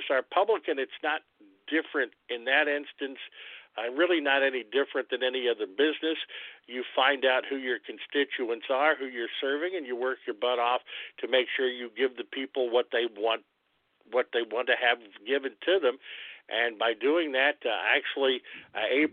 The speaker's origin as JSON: {"language": "English", "town": "New Albany", "region": "Indiana", "country": "United States", "moved": "yes", "lives_now": "Jasper, United States", "said": "I'm originally from New Albany"}